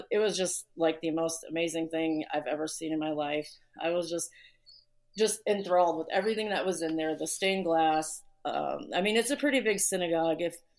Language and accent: English; Chicago, Illinois, United States; from Chicago, obviously.